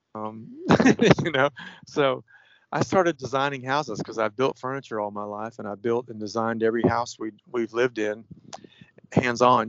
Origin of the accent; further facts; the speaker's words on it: Florida, United States; A friend of mine that I grew up with in Florida